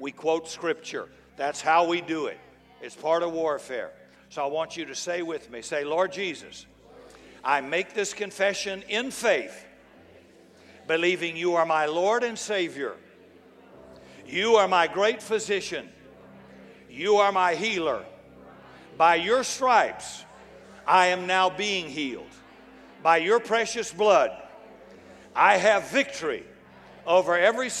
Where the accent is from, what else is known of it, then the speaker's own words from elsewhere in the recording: United States; as an American